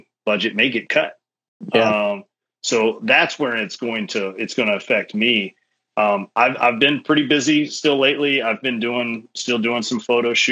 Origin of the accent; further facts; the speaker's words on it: Kentucky, United States; I grew up in Kentucky with NASCAR